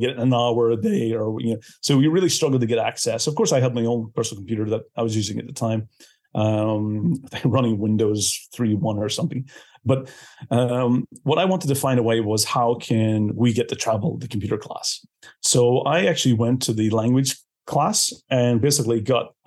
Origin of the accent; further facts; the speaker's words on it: Belfast, Northern Ireland, United Kingdom; moved away as an adult; now in Estonia; I'm originally from Belfast, from Northern Ireland, but I've been based in Estonia for the last 20 years.